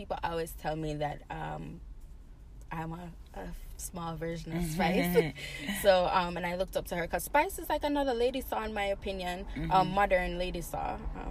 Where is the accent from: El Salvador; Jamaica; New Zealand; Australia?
Jamaica; also born or lived in Boston, United States; And then I grew up in Jamaica. So I spent back and forth. I did not go to school in Jamaica, but I spent majority of my times there.